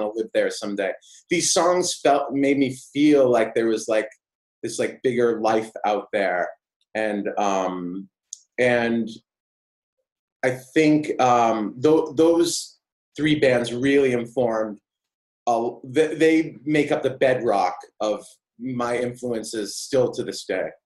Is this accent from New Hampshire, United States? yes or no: yes; Auburn, New Hampshire, United States; I grew up in New Hampshire, uh, a really small town called, called Auburn